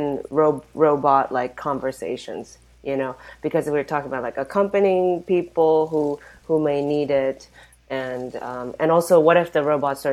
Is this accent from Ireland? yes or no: no; Japan; I'm from Japan